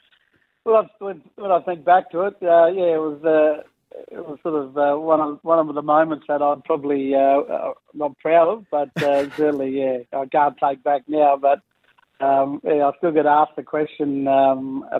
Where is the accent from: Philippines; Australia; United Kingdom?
Australia; Clare, South Australia; growing up in Clare as a young fella